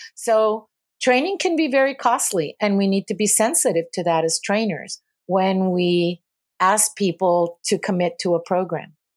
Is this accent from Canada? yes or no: no; Puerto Rico; moved away as an adult; also born or lived in California; I moved back to Puerto Rico from California